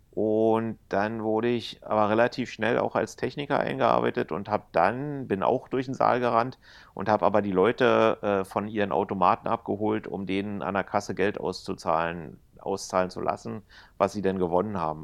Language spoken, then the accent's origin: German; Berlin, Germany; als Berliner